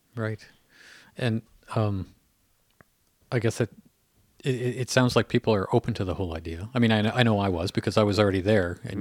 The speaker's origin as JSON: {"language": "English", "country": "Canada", "said": "I hear that as a Canadian"}